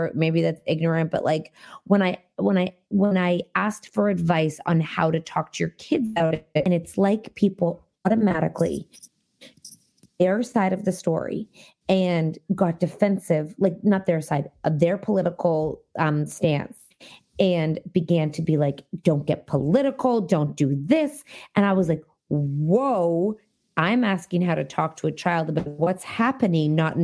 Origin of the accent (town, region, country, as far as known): Canada